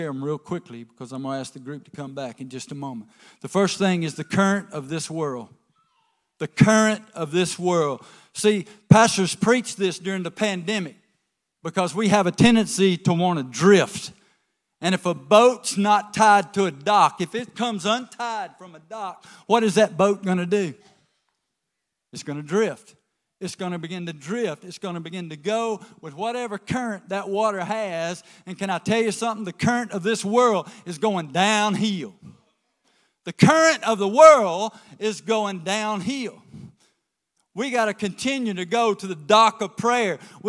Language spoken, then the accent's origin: English; the South, United States; I'm from the South.